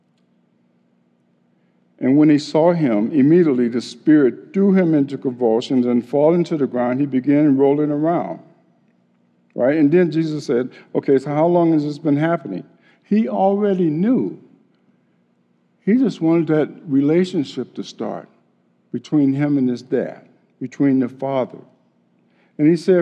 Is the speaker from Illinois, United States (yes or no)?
yes; Chicago, Illinois, United States; growing up in Chicago